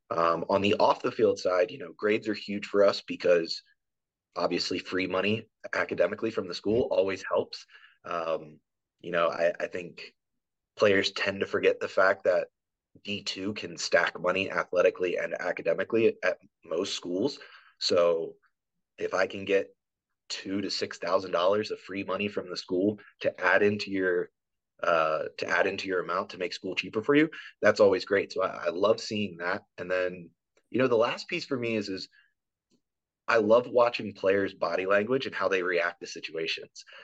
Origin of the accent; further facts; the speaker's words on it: East Coast, United States; moved away as an adult; now in Nebraska, United States; I'm originally from the East Coast.